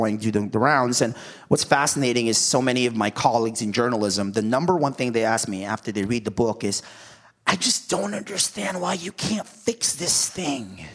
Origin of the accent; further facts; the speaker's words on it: Mountain View, California, United States; also born or lived in Philippines; I'm from Mountain View, California.